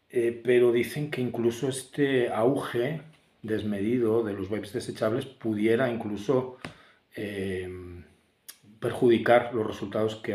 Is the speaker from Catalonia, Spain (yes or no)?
no; Valladolid, Castile and León, Spain; ya en mi pueblo, en Valladolid, que es la ciudad que me vio nacer hace un poquito más de 48 años.